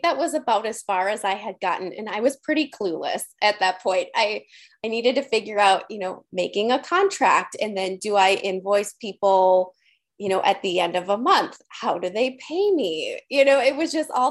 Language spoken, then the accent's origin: English; Green Bay, Wisconsin, United States; I'm from Green Bay, Wisconsin. We're Midwesterners here